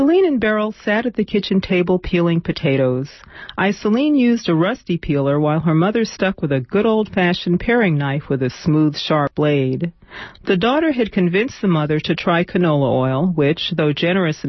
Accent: New York City, New York, United States; I grew up in some housing projects on Manhattan's Lower East Side

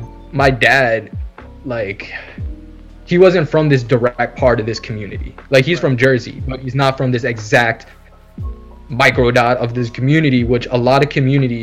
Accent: Philippines; I am considered a Tagalog, which is like a certain part of, which is, okay, pretty much like what I am as a Filipino.

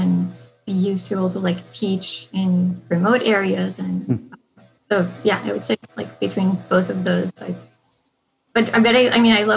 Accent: Colombia; moved away; I'm originally from Colombia, and in, you know, the 90s, things were kind of like pretty in turmoil in my city

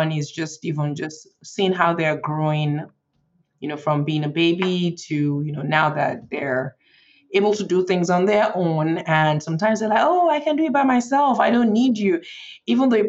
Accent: Nigeria; moved away as an adult; now in Frederick, United States; I was born in Nigeria and I grew up in Nigeria, and I moved to the US for college

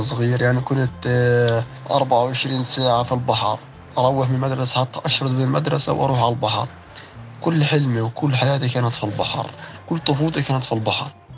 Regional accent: Gaza, Gaza Strip, Palestine; انولدت في غزة وسكان غزة

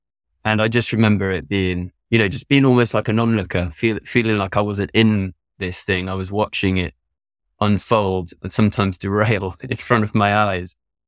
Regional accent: France; On the side, I grew up in France. My parents bought a derelict barn that they turned into a holiday center.

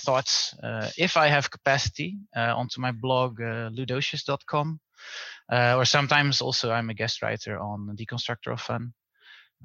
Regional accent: Netherlands; accent: Dutch; English is a second language; moved away as an adult; now in Berlin, Germany; I'm from the Netherlands, as you can hear from my Dutch accent, and but I'm based in Berlin.

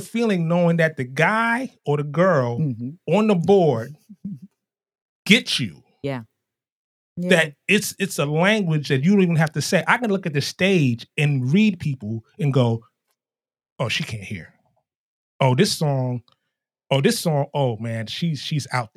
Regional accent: New York City, New York, United States; I was straight out of Harlem

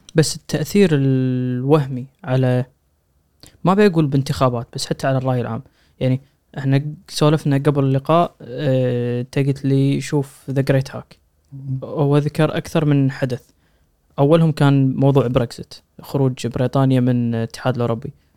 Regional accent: Kuwait; عندنا بالكويت

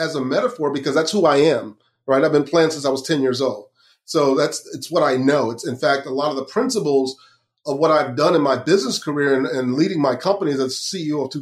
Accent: Lakeland, Florida, United States; I grew up in Central Florida in Lakeland

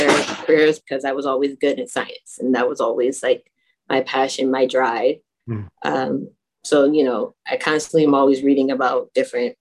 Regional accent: Waterbury, Connecticut, United States; I was born and raised in Waterbury, Connecticut

